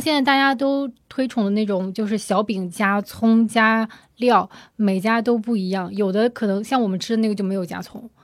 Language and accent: Chinese; Zibo, Shandong, China; 土生土长的淄博人